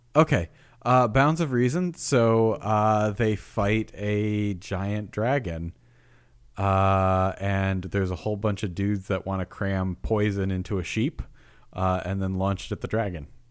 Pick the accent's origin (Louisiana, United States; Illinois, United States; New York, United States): New York, United States; moved away; also born or lived in the South; I grew up in New York